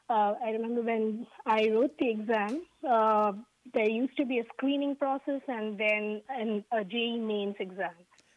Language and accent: English; India; now in Houston, United States